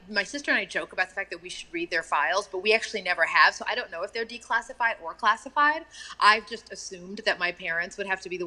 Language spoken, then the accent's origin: English; Texas, United States; And I remember, um, you know, being in that part of the world and growing up in Texas